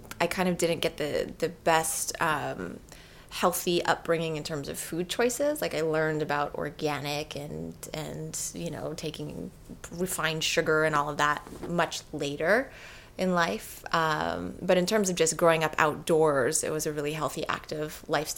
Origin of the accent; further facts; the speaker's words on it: Oahu, Hawaii, United States; born and raised in Hawaii and on Oahu